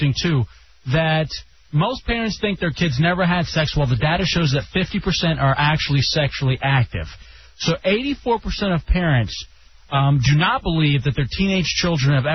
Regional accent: Dallas, Texas, United States; growing up in the big city, growing up in Dallas

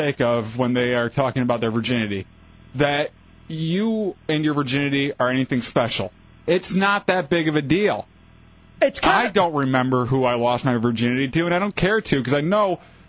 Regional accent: Michigan, United States; Yeah, I grew up in Michigan.

